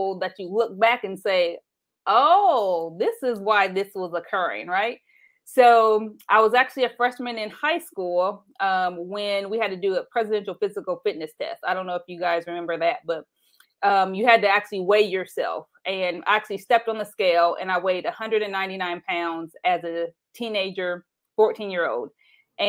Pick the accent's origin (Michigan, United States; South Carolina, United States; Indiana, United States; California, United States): Indiana, United States; Anderson; growing up in Anderson, Indiana